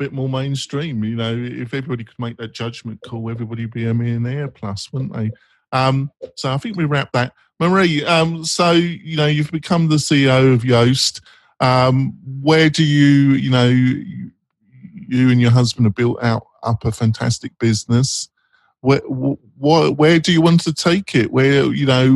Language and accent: English; London, United Kingdom; accent: North London; I've got a strong North London accent